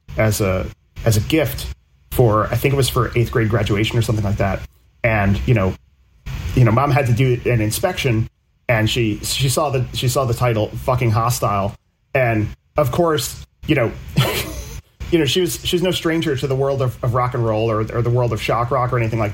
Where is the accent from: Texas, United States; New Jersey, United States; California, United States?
New Jersey, United States; I'm from New Jersey